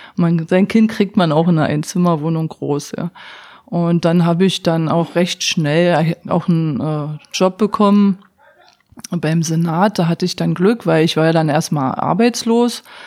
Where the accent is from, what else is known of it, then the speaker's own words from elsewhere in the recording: East Germany, Germany; moved away as an adult; now in Berlin, Germany; als Ossi